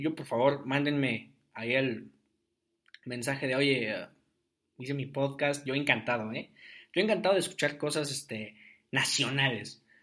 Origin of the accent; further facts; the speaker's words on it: Ciudad Guzmán, Jalisco, Mexico; moved away as an adult; now in Querétaro, Mexico; fui a Guzmán un par de veces, a mi tierra, a mi, a mi, a mi, rancho